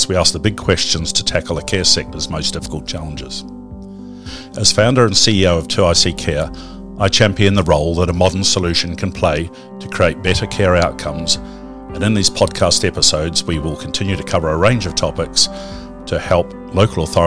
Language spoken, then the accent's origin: English; New Zealand; as a Kiwi